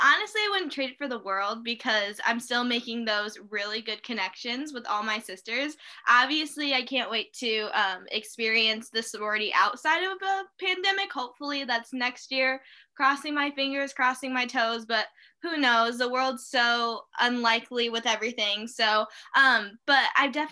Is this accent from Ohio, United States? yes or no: no; Peoria, Illinois, United States; I grew up in Peoria, Illinois. I still live here.